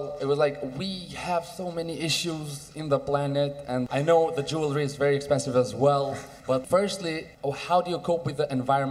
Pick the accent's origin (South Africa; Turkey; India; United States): Turkey; Istanbul; I come from Istanbul, Turkey